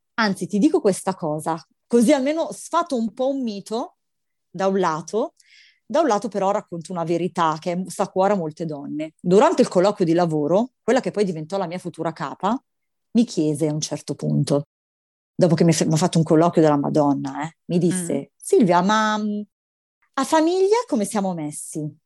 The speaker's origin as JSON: {"language": "Italian", "town": "Milan", "region": "Lombardy", "country": "Italy", "said": "io sono milanese"}